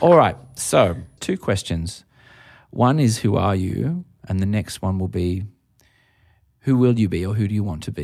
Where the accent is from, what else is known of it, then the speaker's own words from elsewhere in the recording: Australia; as an Australian